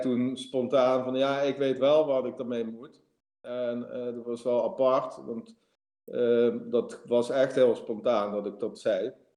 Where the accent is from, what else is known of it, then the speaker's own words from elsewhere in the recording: Limburg, Netherlands; moved away as an adult; also born or lived in Amsterdam; ik ga terug naar het zuiden verhuizen waar ik vandaan kom. Want dat is meer mijn omgeving. En hier ben ik, ben ik een Limburger in Amsterdam.